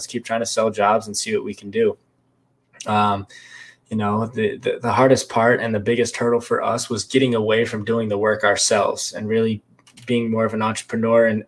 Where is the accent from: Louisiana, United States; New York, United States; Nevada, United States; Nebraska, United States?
Nevada, United States; Las Vegas; moved away as an adult; also born or lived in Lake Tahoe / Reno, Nevada; now in San Diego, United States; I was born in Lake Tahoe. I grew up in Las Vegas. When I was five or so, I moved to Vegas. Grew up in Vegas